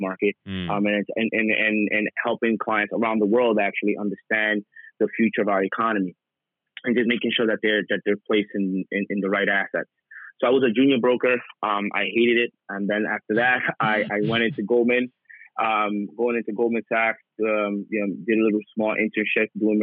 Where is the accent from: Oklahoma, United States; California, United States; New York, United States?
New York, United States; New York City; I was born and raised in the Bronx. I'm a New Yorker